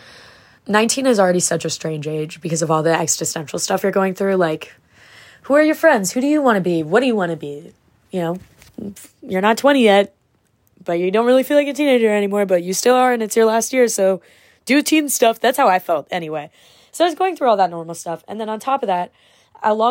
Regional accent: New York, United States; I'm from New York and I ride for my city. I was there throughout the whole pandemic

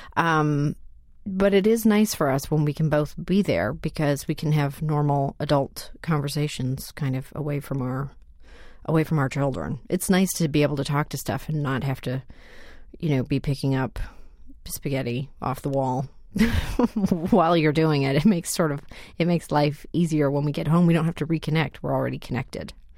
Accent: Canada; moved away; I'm Canadian by birth.

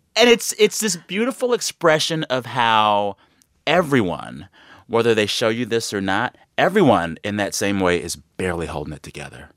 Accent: San Antonio, Texas, United States; moved away as an adult; also born or lived in Seguin, Texas; now in Los Angeles, United States; I'm from San Antonio

